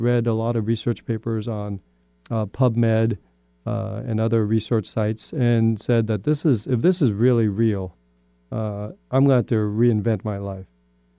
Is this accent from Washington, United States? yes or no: yes; Spokane, Washington, United States; also born or lived in Vietnam; I'm an immigrant kid from Vietnam. I came over after the Vietnam War and I settled in Spokane, Washington. But I grew up in Spokane